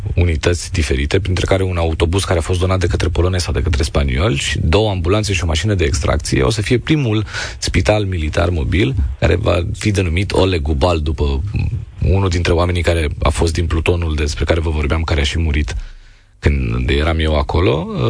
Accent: Romania; noi ca români

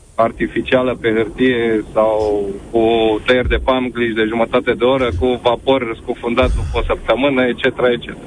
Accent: Romania; nu am plecat din România, deși puteam să plec de multe ori, dar am rămas

